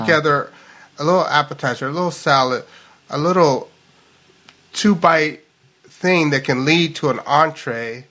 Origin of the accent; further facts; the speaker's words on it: Louisville, Kentucky, United States; now in Seattle, United States; I'm like from Louisville, Kentucky, so I always get these analogies of horses